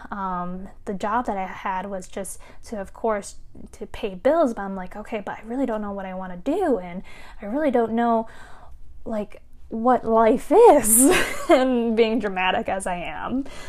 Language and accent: English; United States; my fellow Asian Americans as well, because, again, growing up as Asian American